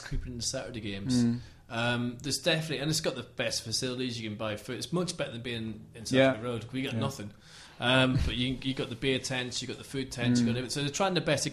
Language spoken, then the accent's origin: English; Northern Ireland, United Kingdom; I'm from Northern Ireland